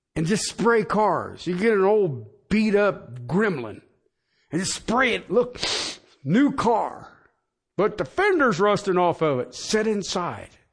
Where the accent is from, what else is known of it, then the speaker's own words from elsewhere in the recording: Union County, Ohio, United States; moved away; I come from Union Country back in Ohio